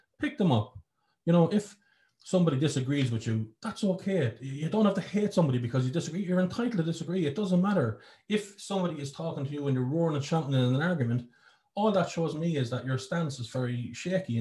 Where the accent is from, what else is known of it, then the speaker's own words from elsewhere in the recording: Ireland; I'm not saying that I'm not proud to be Irish, but I used to love being Irish. I loved it. It was my identity. I would tell anyone anywhere, I am Irish